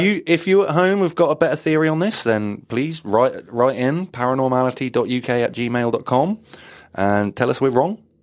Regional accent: just outside Wales, England, United Kingdom; I grew up just, just slightly outside of Wales

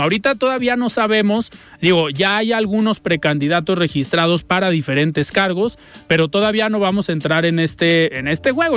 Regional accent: Mexico

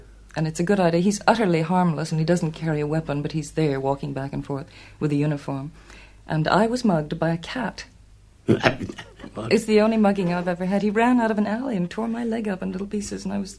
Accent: Utah, United States; now in New York, United States; It took me a long time to admit it because I'm a Westerner from Utah, but I've lived there most of my life, when I'm not here, that is.

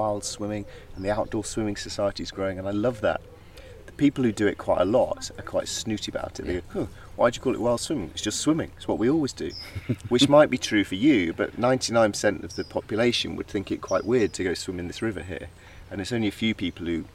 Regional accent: Yorkshire Dales, near Malham, Yorkshire and the Humber, United Kingdom; moved away as an adult; now in South of England, United Kingdom; I grew up in the Yorkshire Dales near Malham, which is a very beautiful part of the Yorkshire Dales.

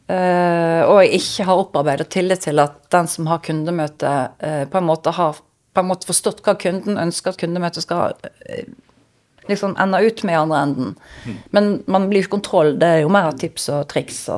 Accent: Vestland, Norway; Når jeg hører den podkasten, så hører jeg at jeg er stril fremdeles.

